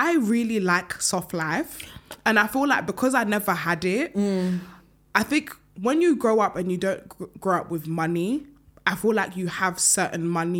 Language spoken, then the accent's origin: English; Bedford, East of England, United Kingdom; also born or lived in Ireland / Luton; now in London, United Kingdom; So I grew up in Bedford.